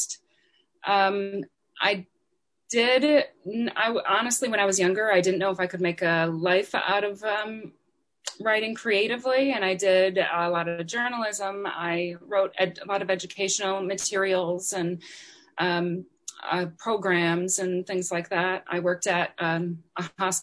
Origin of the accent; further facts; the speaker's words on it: Wisconsin, United States; I grew up in Wisconsin.